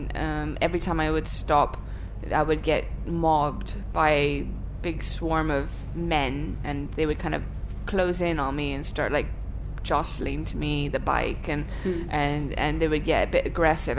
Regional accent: Thailand; moved away; I grew up in Thailand, so I have all kinds of childhood memories

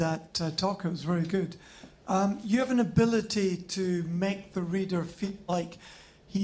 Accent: Scotland, United Kingdom; My first ever surfing experience as a Scotsman was at Margaret River

